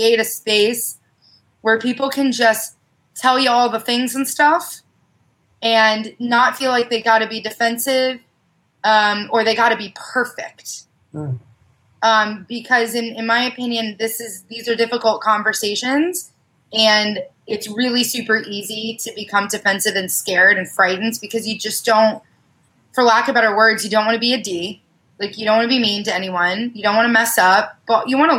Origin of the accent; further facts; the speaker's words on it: Oklahoma, United States; now in San Diego County, United States; I was raised in Oklahoma